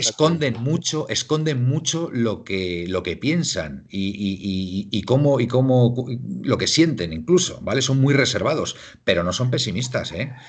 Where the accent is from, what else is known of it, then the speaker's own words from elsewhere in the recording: Castile, Spain; Yo soy castellano, me considero castellano